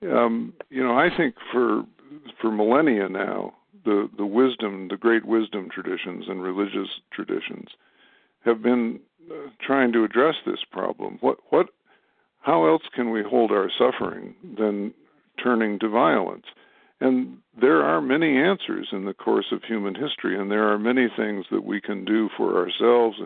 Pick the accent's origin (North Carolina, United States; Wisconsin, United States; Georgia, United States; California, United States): Wisconsin, United States; Madison; my hometown of Madison, Wisconsin